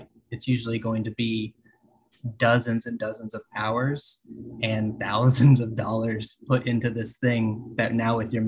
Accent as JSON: {"language": "English", "area": "west of Fort Worth", "region": "Texas", "country": "United States", "tie": "born or raised there", "also_born_or_lived": "Austin, Texas", "moved": "as an adult", "lives_now": "California, United States", "said": "I grew up in Texas, west of Fort Worth. I spent 7 years in Austin"}